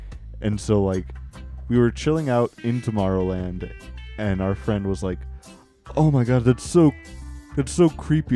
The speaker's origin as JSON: {"language": "English", "region": "Texas", "country": "United States", "said": "I'm from Texas"}